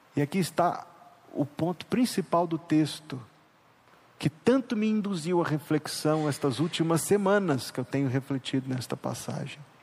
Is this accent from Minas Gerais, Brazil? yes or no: yes; Minas Gerais, Brazil; now in São Luís, Brazil; Ouro Preto, aquela cidade famosa lá do meu estado